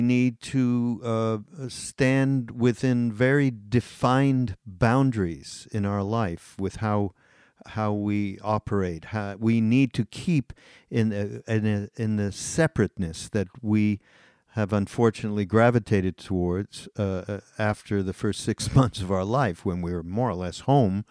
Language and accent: English; Montreal, Quebec, Canada; I grew up in Montreal